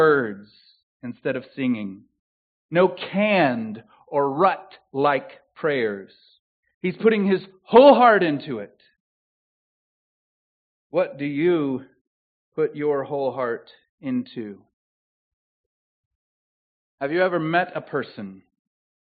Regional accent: the South, United States; accent: southern; moved away; My southern accent

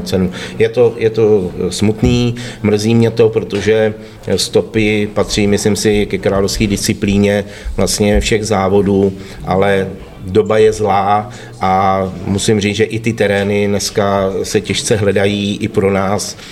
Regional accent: Liberec, Liberec Region, Czechia; u nás v Liberci

